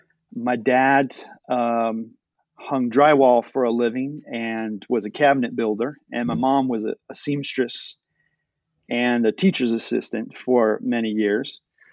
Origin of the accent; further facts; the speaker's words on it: United States; even from a very early age, from my background and the time that I was born and the time that I was growing up in America